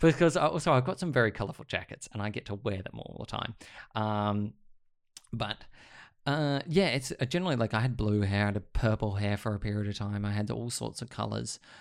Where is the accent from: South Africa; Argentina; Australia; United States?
Australia; Sydney, New South Wales; growing up in Sydney was very different every decade